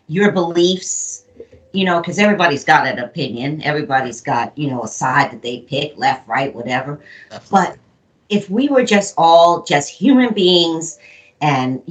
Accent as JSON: {"language": "English", "region": "New York", "country": "United States", "tie": "born or raised there", "also_born_or_lived": "Shenandoah, Pennsylvania", "moved": "yes", "said": "I was raised in New York"}